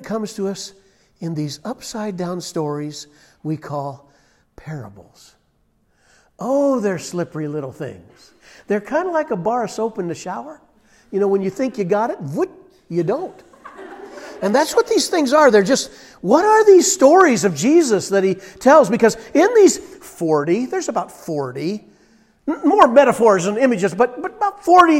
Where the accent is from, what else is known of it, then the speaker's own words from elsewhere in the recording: Iowa, United States; I grew up in Iowa